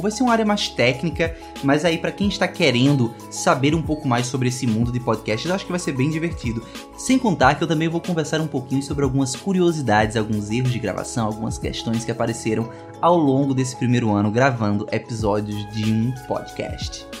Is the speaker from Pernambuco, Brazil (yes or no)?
yes; Caruaru, Pernambuco, Brazil; eu sou de Caruaru, Pernambuco